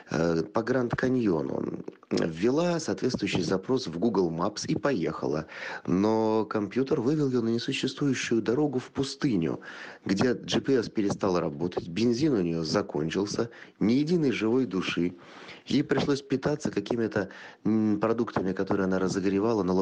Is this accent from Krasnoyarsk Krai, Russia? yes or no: no; Stavropol, Stavropol Krai, Russia; я из Ставрополя.